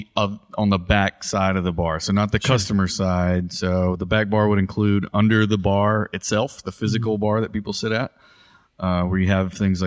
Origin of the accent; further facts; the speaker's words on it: Bayou La Batre, Alabama, United States; now in Mobile, United States; I grew up in the south part of Mobile County, Irvington, Bile Battery area